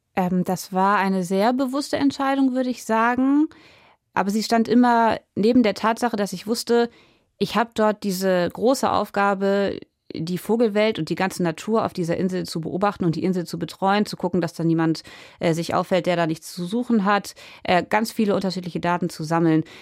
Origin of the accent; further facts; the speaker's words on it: Germany; ich bin ja am Wattenmeer groß geworden und diese Landschaft ist mir sehr wichtig